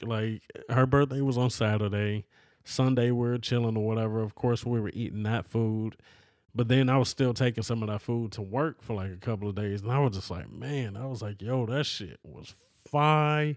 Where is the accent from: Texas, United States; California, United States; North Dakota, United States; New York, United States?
California, United States; I'm a person from California, bruh. You know, always lived in California